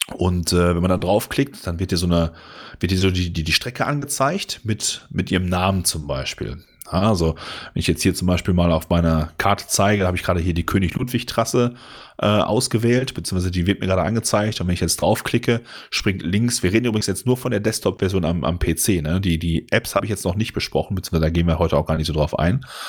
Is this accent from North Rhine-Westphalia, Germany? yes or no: yes; Ruhr area, North Rhine-Westphalia, Germany; bei uns im Ruhrgebiet